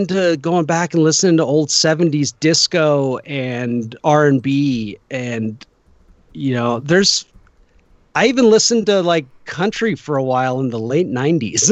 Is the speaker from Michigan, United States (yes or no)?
no; Bay Area, California, United States; moved away; I grew up in the Bay Area